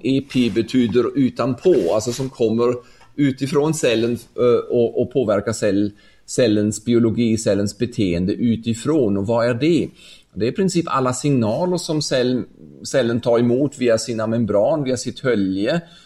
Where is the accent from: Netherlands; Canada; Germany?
Germany; Ulm, Baden-Württemberg; Swedish is a second language; moved away as an adult; also born or lived in Stockholm, Sweden; min hemstad Ulm i södra Tyskland